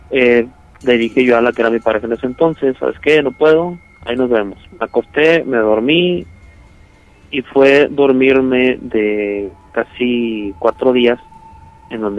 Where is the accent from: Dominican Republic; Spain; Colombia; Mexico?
Mexico; Michoacán; now in Chihuahua, Mexico; no soy de aquí de Chihuahua, yo soy de, Michoacán, estaba escuchándolos con el reportaje que hicieron de allá.